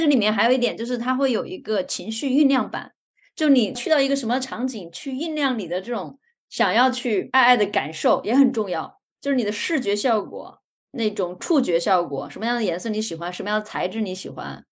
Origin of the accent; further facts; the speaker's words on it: China; 就可能对于我们中国人而言